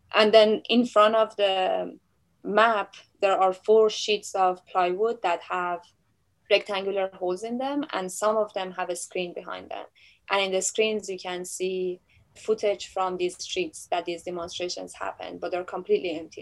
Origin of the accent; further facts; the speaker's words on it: Tehran, Tehran Province, Iran; moved away; I was born in Tehran, Iran